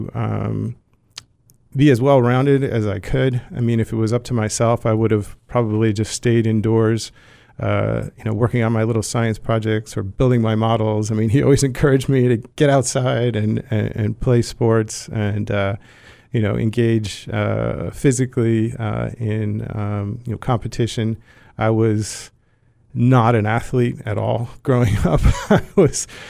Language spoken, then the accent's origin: English; Montclair, New Jersey, United States; also born or lived in Chicago, Illinois; I grew up in Montclair, New Jersey. I was actually born in Chicago, Illinois